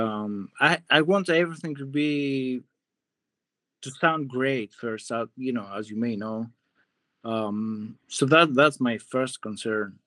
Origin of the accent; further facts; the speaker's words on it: Greece; moved away as an adult; also born or lived in Hollywood, United States; now in United States; I'm from Greece. I grew up there.